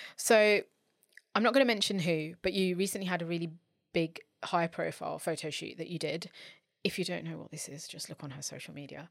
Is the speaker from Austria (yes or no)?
no; London, United Kingdom; I'm from London